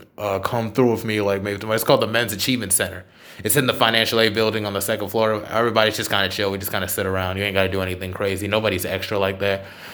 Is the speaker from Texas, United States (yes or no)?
no; Charlotte, North Carolina, United States; moved away as an adult; now in Durham, United States; Oh, I'm from Charlotte originally. I've been staying in Durham for a while because, you know, school.